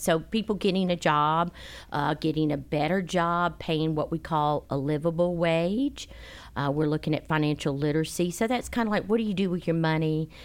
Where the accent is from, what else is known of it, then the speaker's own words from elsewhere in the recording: Charleston, South Carolina, United States; moved away; I'm from Charleston